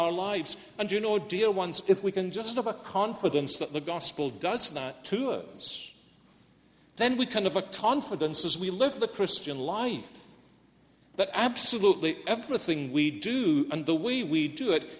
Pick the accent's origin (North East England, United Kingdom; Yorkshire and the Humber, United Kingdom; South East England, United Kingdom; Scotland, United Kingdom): Scotland, United Kingdom; moved away as an adult; also born or lived in Philadelphia, United States; I'm Scottish